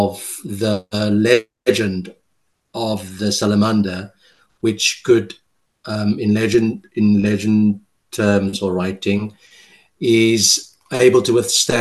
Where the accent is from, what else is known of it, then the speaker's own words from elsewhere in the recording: Cape Town, Western Cape, South Africa; first language Afrikaans; English is a second language; now in France; I'm bilingual, obviously, coming from Cape Town, South Africa.